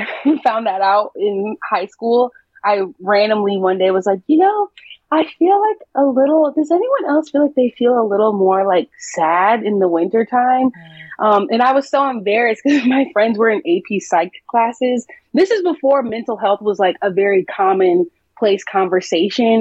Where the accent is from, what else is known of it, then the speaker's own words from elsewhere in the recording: Midwest, United States; also born or lived in South Africa; now in Los Angeles, United States; I'm from the Midwest